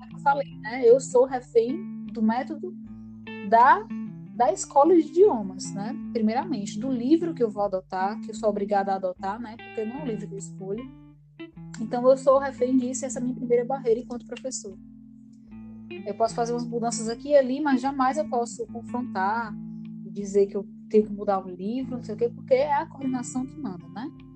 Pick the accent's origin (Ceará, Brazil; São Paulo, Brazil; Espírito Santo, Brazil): Ceará, Brazil; first language Portuguese; Sou brasileira, sou cearense